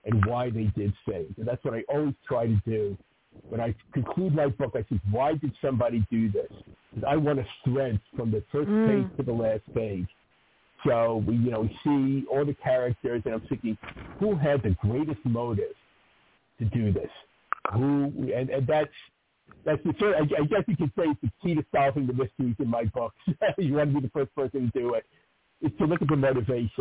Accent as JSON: {"language": "English", "town": "New York City", "region": "New York", "country": "United States", "tie": "born or raised there", "said": "growing up in New York"}